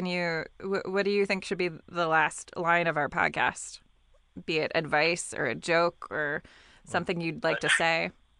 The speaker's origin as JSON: {"language": "English", "country": "Japan", "tie": "born there", "said": "Oh, because I was born in Japan."}